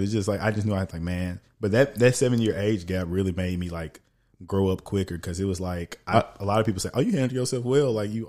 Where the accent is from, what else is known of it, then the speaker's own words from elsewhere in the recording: Orange, Texas, United States; moved away as an adult; I didn't realize how strong of an accent I had until like I was in Edmonton, bro. The first week, he was like, "Oh, introduce yourself." I said, "Oh … from Orange, Texas."